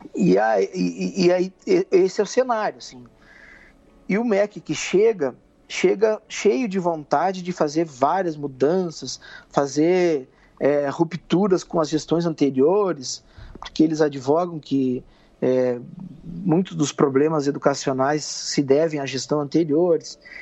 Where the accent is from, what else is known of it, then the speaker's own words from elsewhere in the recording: Alegrete, Rio Grande do Sul, Brazil; eu sou natural do Rio Grande do Sul, da fronteira oeste, de uma cidade chamada Alegrete